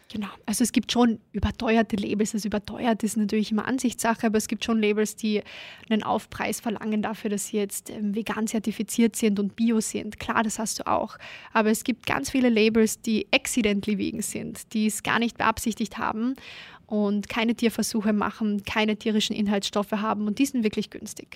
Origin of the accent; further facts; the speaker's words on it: Klagenfurt, Carinthia, Austria; now in Vienna, Austria; da war ich noch in Kärnten, bin gebürtige Klagenfurterin. Und als ich dann nach Wien gekommen bin